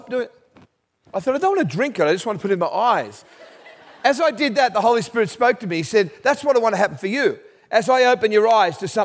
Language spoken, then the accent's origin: English; Australia; I'm Australian